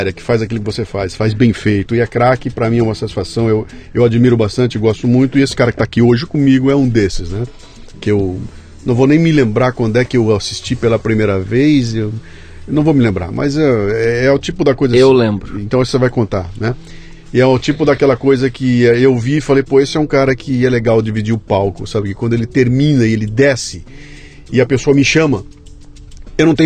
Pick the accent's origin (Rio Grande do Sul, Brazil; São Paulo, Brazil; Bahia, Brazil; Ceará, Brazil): Rio Grande do Sul, Brazil; also born or lived in Rio de Janeiro / Salvador; É, eu bastante. sou gaúcho